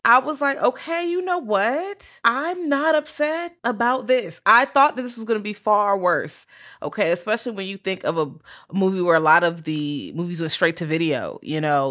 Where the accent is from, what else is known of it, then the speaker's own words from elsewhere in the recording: Virginia, United States; I'm from Virginia